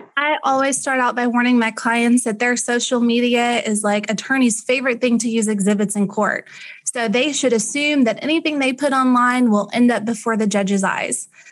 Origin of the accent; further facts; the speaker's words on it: Ennis, Texas, United States; I was raised in Ennis, Texas. I went to high school in Ennis.